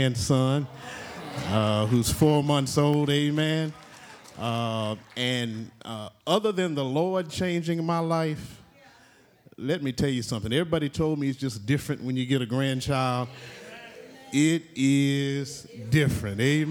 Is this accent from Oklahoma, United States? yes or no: yes; Oklahoma, United States; I'm from Oklahoma